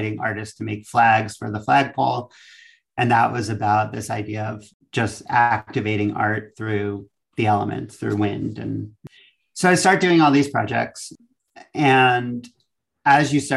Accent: Long Island, New York, United States; moved away as an adult; now in Los Angeles, United States; I'm from Long Island originally

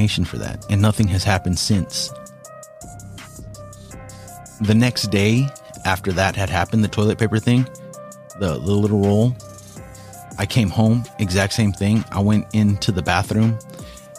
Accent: Washington, United States; We're from Washington

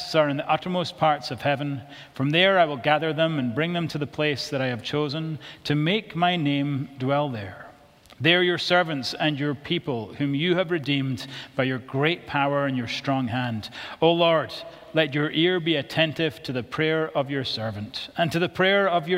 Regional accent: Scotland, United Kingdom; I'm from Bonnie, Scotland

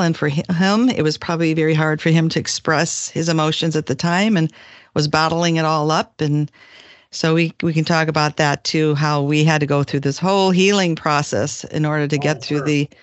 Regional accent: Crystal Lake, Illinois, United States; moved away as an adult; also born or lived in Chicago; now in San Diego, United States; I was in a small town called Crystal Lake, which was northwest of Chicago

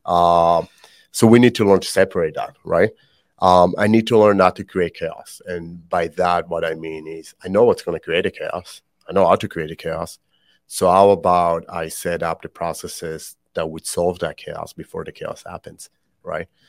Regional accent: Israel; also born or lived in Canada; now in United States; born and raised in Israel, um, I always joke that that's why I speak funny.

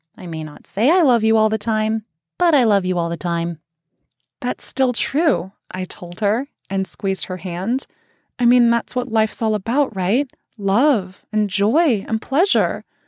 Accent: Central Valley of California, United States; I grew up in the Central Valley of California

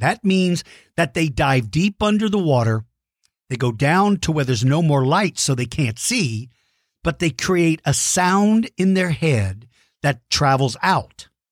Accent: Queehee, Texas, United States; That's where I grew up. I grew up in Queehee, Texas

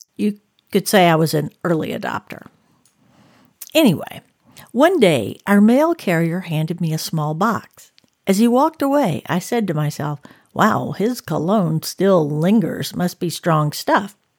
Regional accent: the South, United States; now in Northern California, United States; I grew up in the South, with the scent of magnolia and gardenia blossoms

